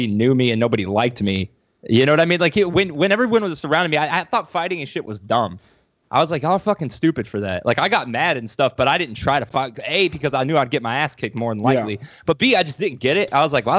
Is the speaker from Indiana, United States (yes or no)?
no; Cuero, Texas, United States; I was four when we moved there, but I turned five like right after we got there